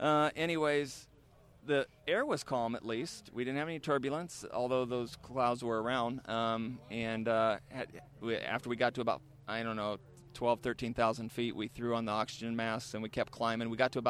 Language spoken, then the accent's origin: English; Midwest, United States; I'm from the Midwest.